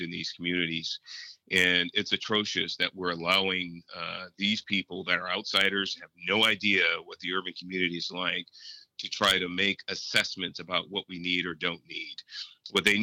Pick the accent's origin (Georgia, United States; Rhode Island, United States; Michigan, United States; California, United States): California, United States; San Francisco; I was born in Hunters Point in San Francisco in project housing. I was born into abject poverty